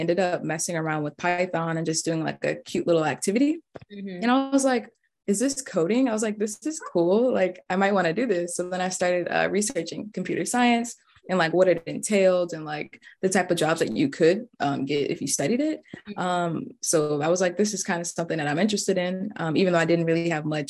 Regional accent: Stockbridge, Georgia, United States; I'm from Stockbridge, Georgia, and I studied computer science at Georgia

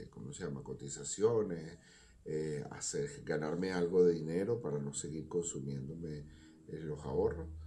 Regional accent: Venezuela; now in Chile; soy un venezolano que emigré hace seis años atrás. Eh, me vine en el 2015 a Chile.

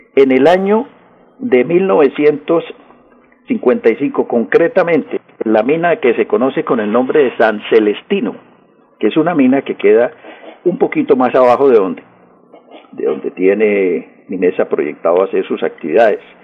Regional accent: Colombia; somos nosotros los colombianos

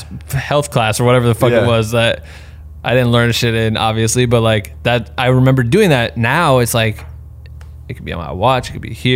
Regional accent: Iowa, United States; I'm like from Iowa

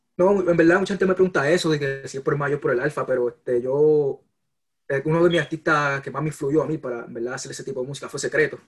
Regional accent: Puerto Rico; also born or lived in San Juan; now in United States; yo nací en Puerto Rico, me crié en Puerto Rico, después vine para acá, para Estados Unidos

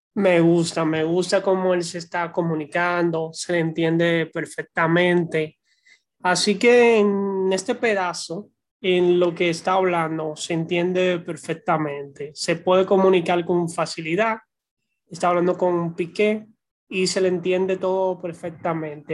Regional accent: Dominican Republic; soy de la República Dominicana

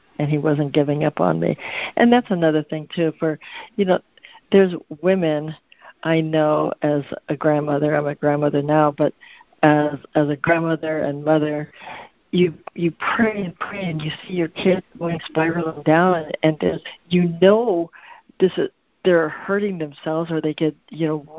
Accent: Concord, California, United States; also born or lived in San Francisco, California / Hawaii; now in Northern California, United States; I was born in San Francisco and raised in Concord, California

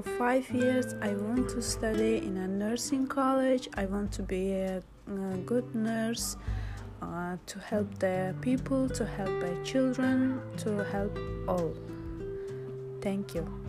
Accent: Samarkand, Samarkand Region, Uzbekistan; English is a second language; moved away as an adult; now in United States; I'm from Uzbekistan and from Samarkand

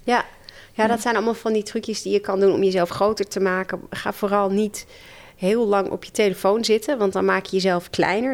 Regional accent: Netherlands; ik ben in de Nederlandse cultuur opgegroeid

